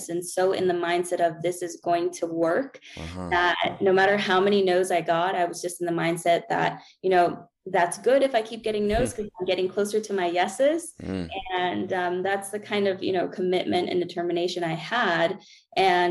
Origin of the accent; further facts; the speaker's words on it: Peru; also born or lived in Florida, United States; now in Colorado, United States; I'm from Peru